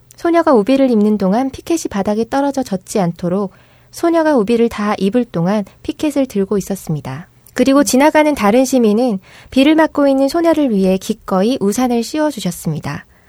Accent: Gyeongsang, South Korea; accent: Gyeongsang dialect; 저는 사투리도 평소에 쓰는 데다가 음. 네, 경상도 여자들이 좀 거칠거든요

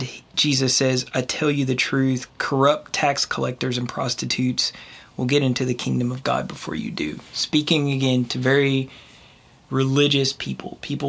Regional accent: East Coast, United States; moved away; I'm from the East Coast

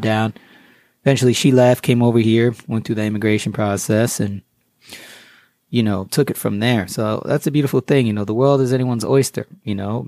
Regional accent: Southbury, Connecticut, United States; also born or lived in Queens, New York; I grew up in South Barry, Connecticut.

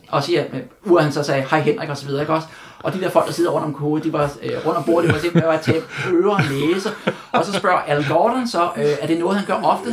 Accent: Denmark; jeg var fra Danmark

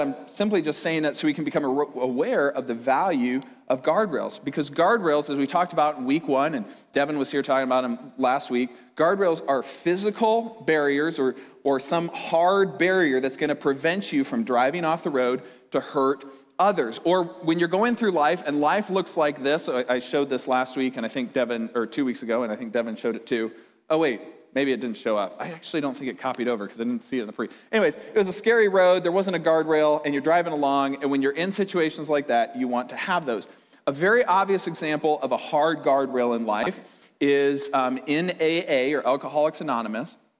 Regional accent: Fort Dodge, Iowa, United States; I grew up in Fort Dodge, if you didn't already know that, it's in Iowa.

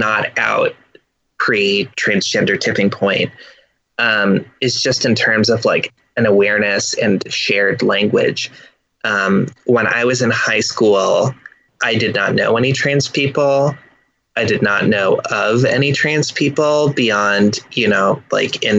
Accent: Midwest, United States; I grew up in the Midwest, in a college town

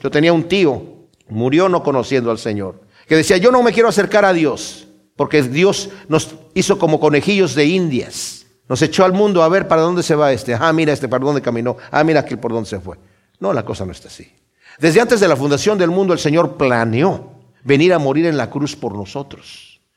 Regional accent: Mexico; mi país, México

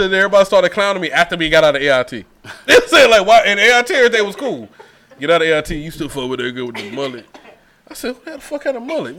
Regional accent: Brunswick, Georgia, United States; I was from Brunswick, Georgia

